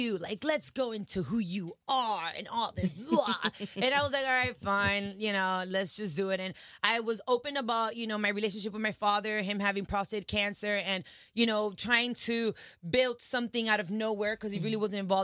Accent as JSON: {"language": "English", "town": "Miami", "region": "Florida", "country": "United States", "tie": "born or raised there", "also_born_or_lived": "Dominican Republic (family)", "said": "I was born in Miami"}